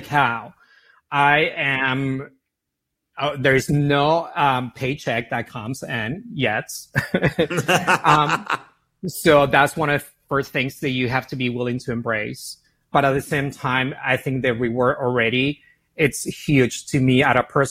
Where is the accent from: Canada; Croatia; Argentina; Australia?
Argentina; Buenos Aires; moved away as an adult; also born or lived in San Francisco / Miami; as you can hear my accent, I'm from Argentina, from Buenos Aires, born and raised. Moved to San Francisco when I was 20 years old.